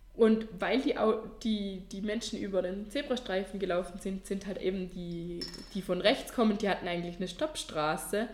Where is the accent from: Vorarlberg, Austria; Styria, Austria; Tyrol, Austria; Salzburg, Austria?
Vorarlberg, Austria; bei uns in Vorarlberg